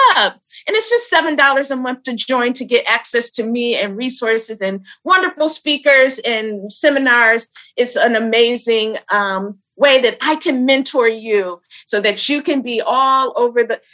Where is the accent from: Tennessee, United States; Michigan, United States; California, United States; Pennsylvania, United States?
Michigan, United States; Flint; now in New York City, United States; I am um, in New York City. I hail from Flint, Michigan